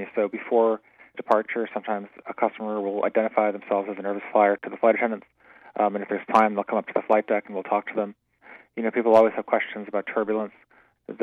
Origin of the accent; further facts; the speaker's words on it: Pittsfield, Massachusetts, United States; moved away; also born or lived in London; growing up in Pittsfield